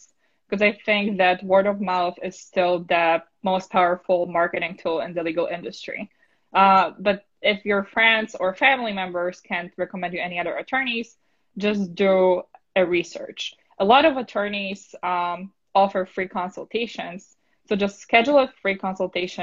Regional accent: Poland; English is a second language; now in New York, United States; I'm originally from Poland

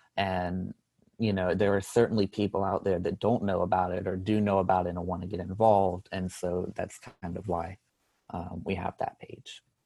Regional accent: North Carolina, United States; I'm a junior from North Carolina

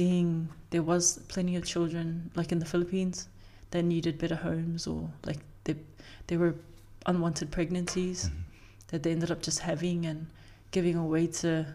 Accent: Auckland, New Zealand; I grew up in Otara

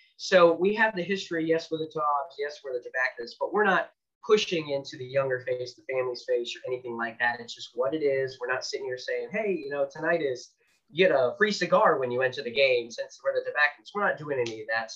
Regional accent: Pittsburgh, Pennsylvania, United States; also born or lived in Charlotte, North Carolina; now in Wilson, United States; I'm actually from Pittsburgh originally, and I moved with my family down to Charlotte

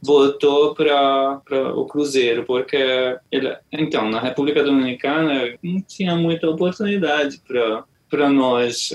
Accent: Hungary; Portuguese is a second language; moved away as an adult; now in Brazil; eu sou húngaro

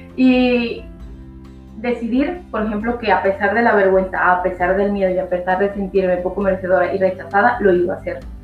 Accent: Ecuador; now in Spain; soy de Ecuador, llevo viviendo más de 20 años en España

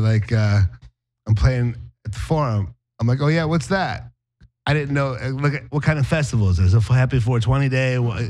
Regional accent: Cleveland, Ohio, United States; where I grew up in Cleveland.

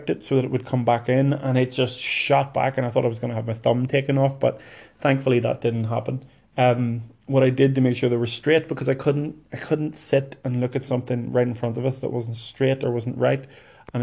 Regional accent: Lurgan, Northern Ireland, United Kingdom; Lurgan, which is my hometown

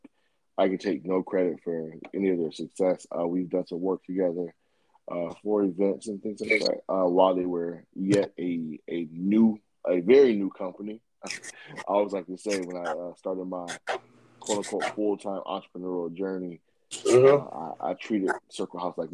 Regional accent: Jamaica; I'm a Jamaican myself

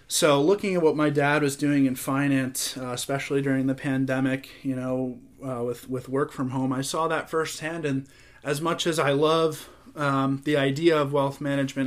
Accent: Florida, United States; growing up in Florida

